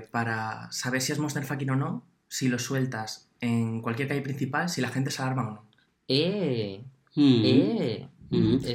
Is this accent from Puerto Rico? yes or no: no; Andalusia, Spain; Yo creo que sí, porque encima de donde yo vengo, de Andalucía.